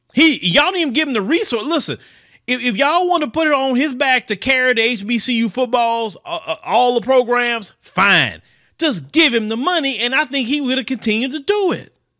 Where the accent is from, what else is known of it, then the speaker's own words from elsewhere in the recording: Port Arthur, Texas, United States; now in Houston, United States; I was born right here in the United States of America. Born right in Port Arthur, Texas, originally. You know, I stay in Houston